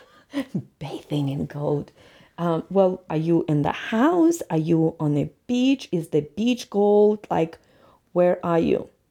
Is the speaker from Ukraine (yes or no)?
yes; Ukraine; moved away as an adult; now in Colorado, United States; I'm from Ukraine and I'm always gonna be Ukrainian, but United States, and especially Colorado, since I've lived here, since I got here, will always be my second home